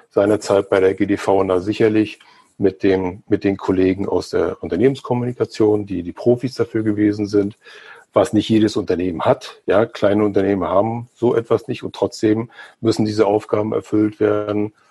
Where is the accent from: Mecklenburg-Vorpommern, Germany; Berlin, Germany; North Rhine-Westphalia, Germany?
Mecklenburg-Vorpommern, Germany; Gerade hier in dem Flächenland recht dünn besiedelt. Mecklenburg-Vorpommern, wo ich herkomme